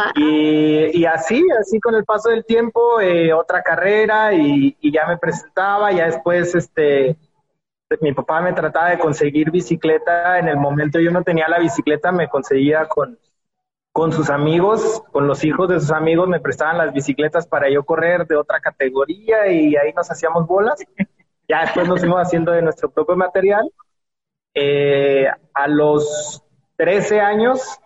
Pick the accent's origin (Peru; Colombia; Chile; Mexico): Mexico; en, nuestra casa, de hecho fue en la Ciudad de México